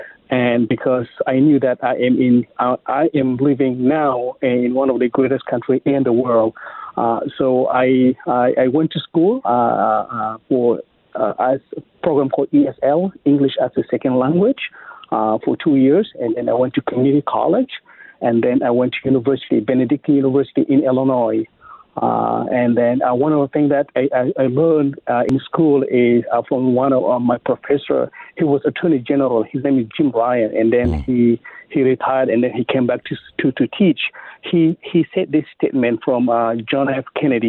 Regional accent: South Sudan; English is a second language; now in Missouri, United States; I am from South Sudan originally. So I came to America in 1999.

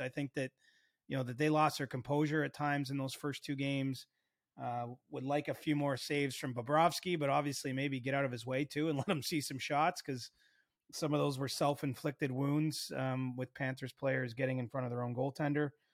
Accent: Cobourg, Ontario, Canada; moved away; There was no lacrosse in Coburg when I was a kid

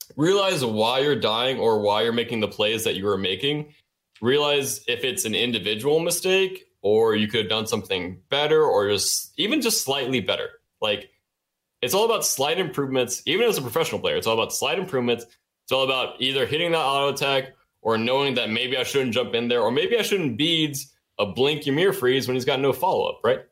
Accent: Dallas, Georgia, United States; accent: thick Southern; I'm from Georgia

